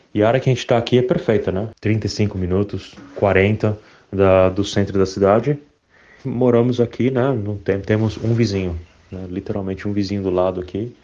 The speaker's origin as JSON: {"language": "Portuguese", "country": "Brazil", "moved": "as an adult", "lives_now": "Australia", "said": "eu sou brasileiro"}